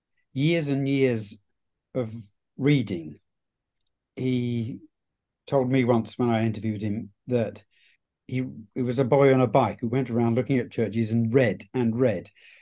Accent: Hounslow, London, United Kingdom; now in Suffolk, United Kingdom; Well, I have to confess that I'm not a Suffolk man. I'm a West London boy, actually.

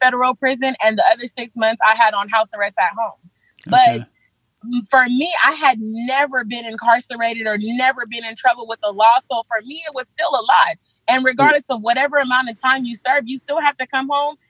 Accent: Los Angeles, California, United States; also born or lived in Belize; I came to California with my mom when I was about 4 years old. We lived in, you know, South Central LA.

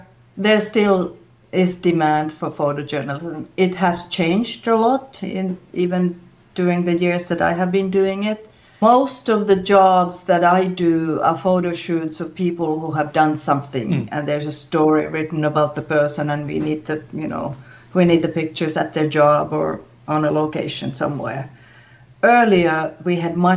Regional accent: Rovaniemi, Lapland, Finland; I'm from Finland, and I live in the northern part of the country. My home is right at the Arctic Circle.

